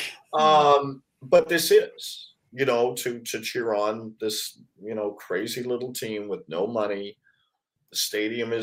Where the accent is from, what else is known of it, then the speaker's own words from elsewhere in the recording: Vancouver, British Columbia, Canada; growing up in Vancouver